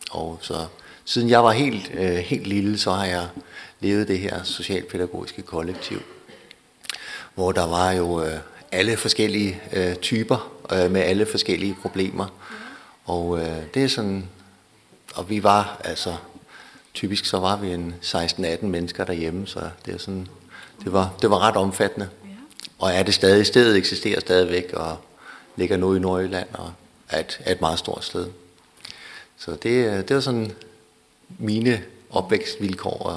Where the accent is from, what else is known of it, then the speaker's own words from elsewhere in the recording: Denmark; Og eh, jeg kommer fra Danmark. Det kan I sikkert høre alle sammen.